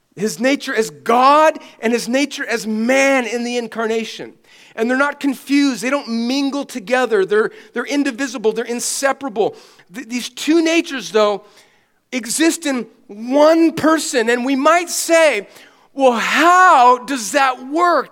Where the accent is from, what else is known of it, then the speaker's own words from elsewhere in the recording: California, United States; I'm from California